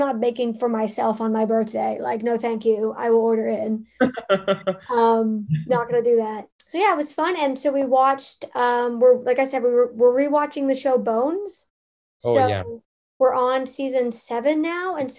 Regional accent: Canada; I'm Canadian

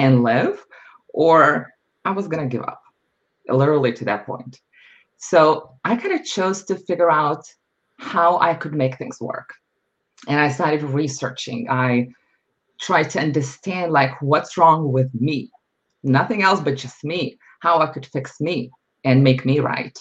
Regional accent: Lithuania; moved away as an adult; now in United States; I was born and raised in Lithuania

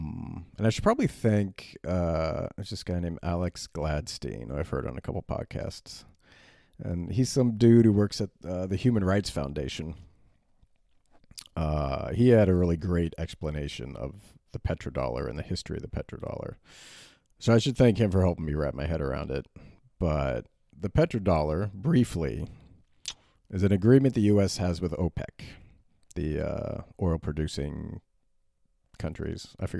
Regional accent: Berlin, Germany; I grew up in Berlin in the 80s and 90s, and filling the tank in like your sedan

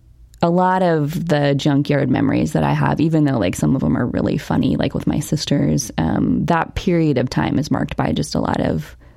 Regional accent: Newark, Ohio, United States; So I was born in Newark, Ohio

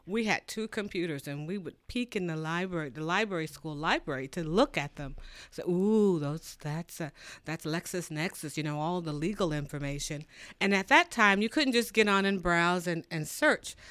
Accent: Muncie, Indiana, United States; also born or lived in Atlanta, Georgia / Washington, D.C. / Carlsbad, New Mexico; I grew up here in Muncie

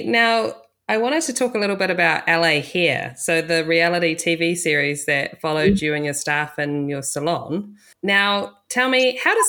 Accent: New Zealand; you went to my home country down in New Zealand.

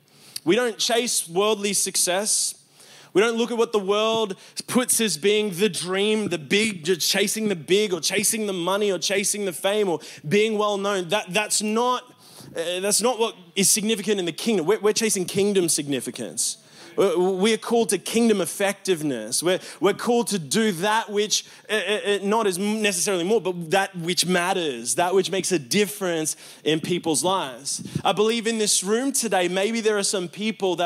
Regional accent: Australia; I'm very Australian

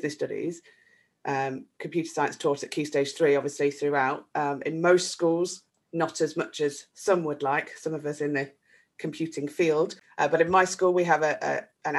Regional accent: a mining town in the Midlands, United Kingdom; in the town where I grew up, a mining town in the Midlands, you might detect that from my accent

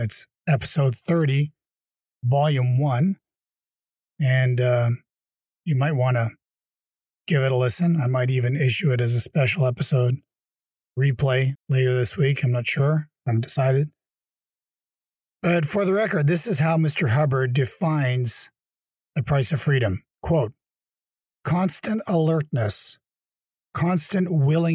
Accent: Canada; moved away; my home country, Canada

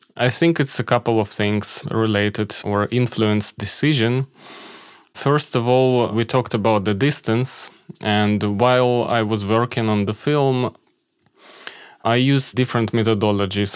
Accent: Kharkiv, Kharkiv Oblast, Ukraine; moved away as an adult; also born or lived in Kyiv; my hometown, Kharkiv

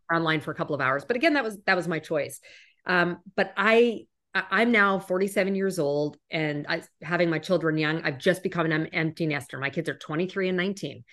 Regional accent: Canada; moved away as an adult; also born or lived in United States; I'm originally from Canada

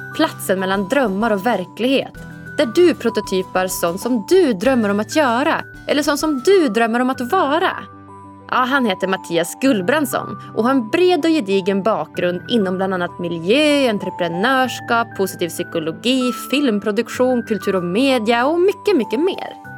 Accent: Norrland, Sweden; moved away; Jag är ju hemma i Norrland nu

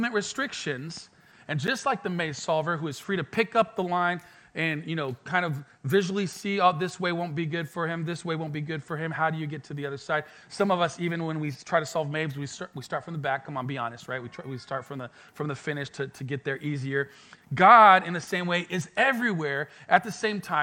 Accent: France; moved away as an adult; also born or lived in Mexico / Colorado; now in Pensacola, United States; I was born in Mexico, moved to France, was raised in France, and then I went to Colorado for a couple of years for studying

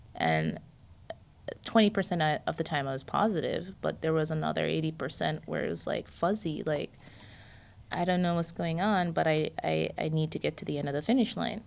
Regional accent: Jamaica; also born or lived in New York, United States; now in Florida, United States; I'm Jamaican

